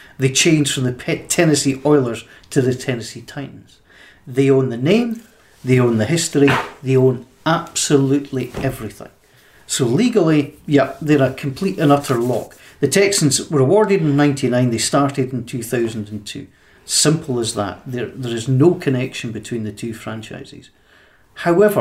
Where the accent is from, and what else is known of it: Scotland, United Kingdom